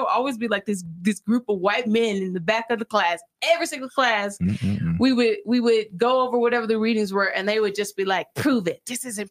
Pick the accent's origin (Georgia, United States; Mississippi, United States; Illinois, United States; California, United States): Mississippi, United States; Vicksburg; moved away as an adult; also born or lived in Brazil; I grew up in Mississippi.